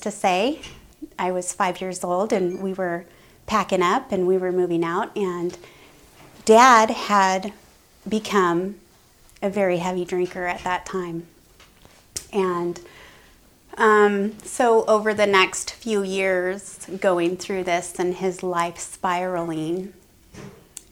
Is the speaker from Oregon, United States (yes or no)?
yes; Grants Pass, Oregon, United States; I was born and raised in Grants Pass